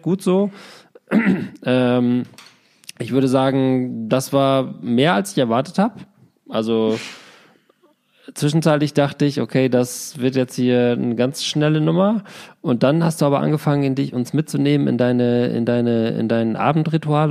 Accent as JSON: {"language": "German", "town": "Glandorf", "region": "Lower Saxony", "country": "Germany", "tie": "born or raised there", "said": "Grüße aus meinem Heimatdorf Glandorf"}